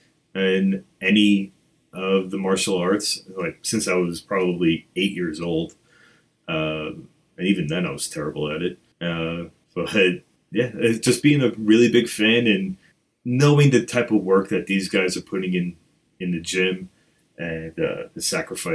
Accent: New York, United States; I'm from New York, and that's what we

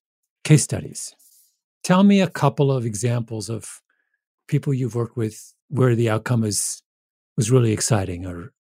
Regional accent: Canada; I'm Canadian. That's my team.

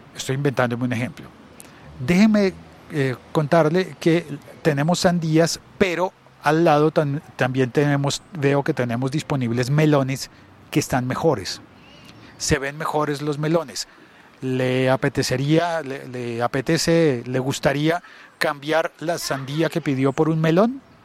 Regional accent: Colombia; mi país, en Colombia

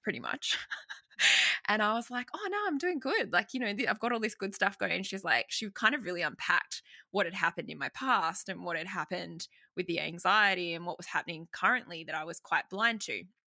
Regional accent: Sydney, New South Wales, Australia; I'm from Sydney, Australia, born and bred, and have not left

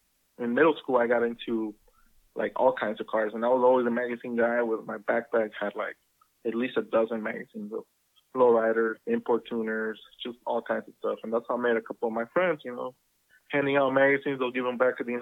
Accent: Guadalajara, Jalisco, Mexico; moved away; as I grew up in Guadalajara

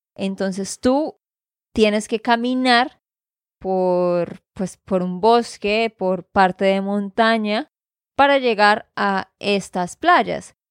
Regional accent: Santander, Colombia; de Santander, Colombia

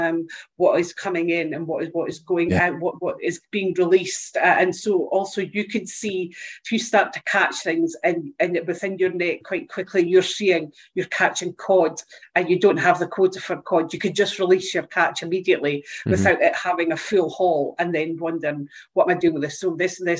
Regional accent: Dundee, Scotland, United Kingdom; Ace Aquatech are actually in my hometown. So they're here in Dundee.

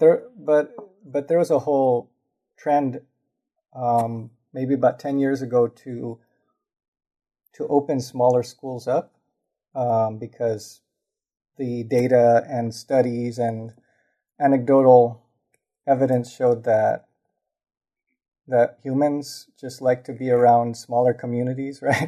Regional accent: Los Angeles, California, United States; also born or lived in Lincoln Heights, Los Angeles; I grew up in Highland Park

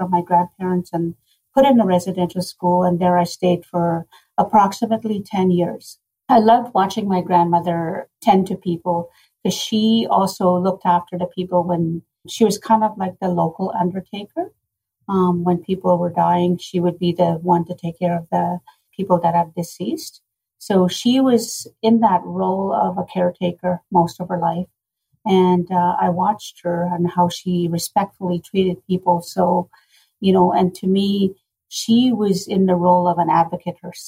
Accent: Sapotaweyak Cree Nation, Manitoba, Canada; I grew up in Sapateweak Cree Nation, which is a community north of Winnipeg

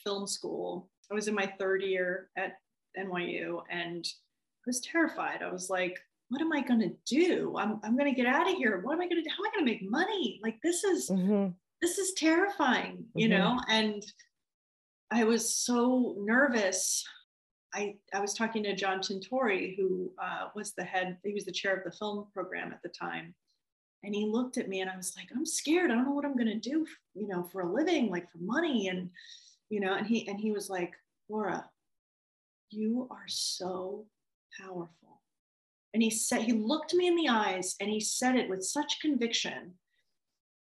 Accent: New York, United States; I grew up in New York

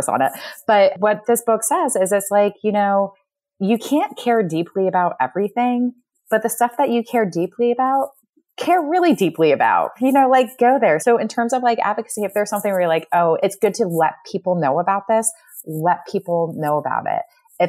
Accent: Connecticut, United States; moved away as an adult; also born or lived in Pennsylvania / New York; now in Midwest, United States; I was born and raised in Connecticut, Pennsylvania, New York.

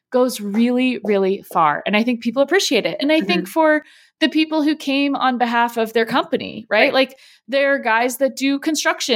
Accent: San Diego, California, United States; I grew up in San Diego my whole life

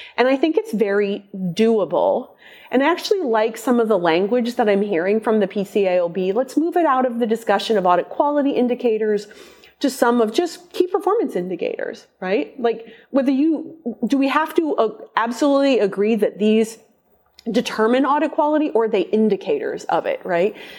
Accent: Omaha, Nebraska, United States; my hometown of Omaha

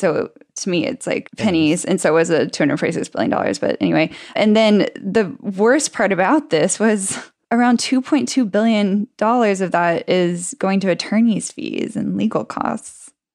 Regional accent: Texas, United States; I'm from Texas

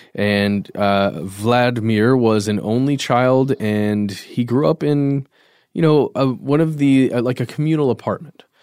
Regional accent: United States; we are Americans.

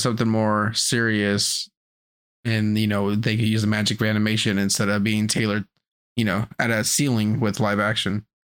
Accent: United States; we're American

